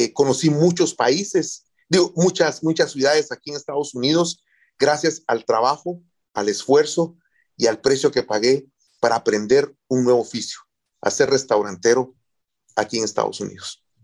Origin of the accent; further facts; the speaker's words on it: Guatemala; moved away as an adult; now in United States; soy de Guatemala